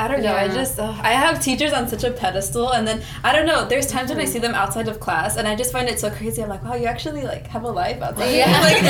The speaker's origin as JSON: {"language": "English", "town": "Delano", "region": "California", "country": "United States", "tie": "born or raised there", "said": "I came from Delano"}